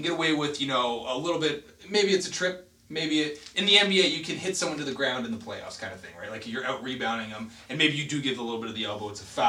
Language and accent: English; Canada; We're Canadian.